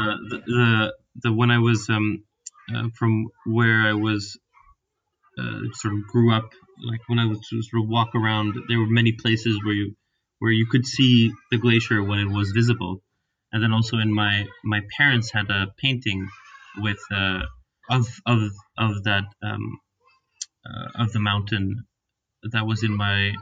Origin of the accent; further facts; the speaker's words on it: Reykjavik, Capital Region, Iceland; moved away as an adult; also born or lived in United States; now in Finland; I grew up in Reykjavik